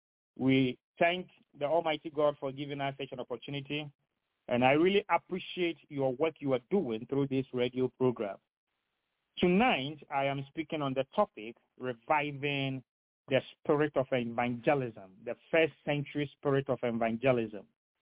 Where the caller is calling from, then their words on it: Henderson, North Carolina, United States; I am speaking from Henderson in Vance County, North Carolina.